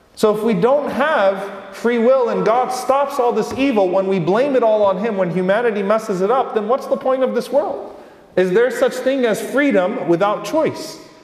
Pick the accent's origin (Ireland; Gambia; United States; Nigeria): United States; the privilege that we've had as American Muslims this entire time